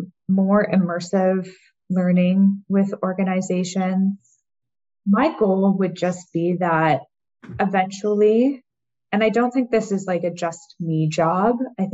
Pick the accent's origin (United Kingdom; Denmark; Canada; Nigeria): Canada; So I'm Canadian.